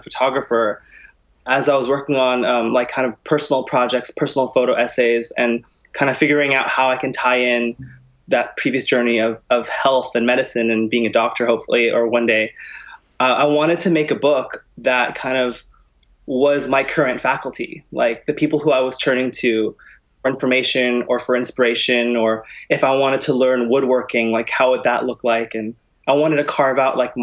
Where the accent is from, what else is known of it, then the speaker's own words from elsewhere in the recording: California, United States; moved away as an adult; also born or lived in New York; I'm originally from California